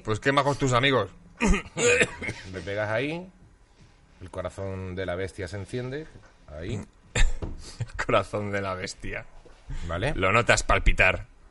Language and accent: Spanish; Seville, Andalusia, Spain; also born or lived in Huelva / Basque Country; now in Madrid, Spain; nacido en Huelva, criado en Sevilla y con media familia vasca